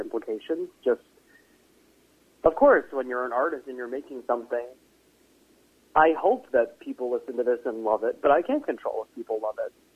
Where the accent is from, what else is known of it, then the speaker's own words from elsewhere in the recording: Connecticut, United States; now in New York, United States; I grew up in Connecticut, but we would go into New York a lot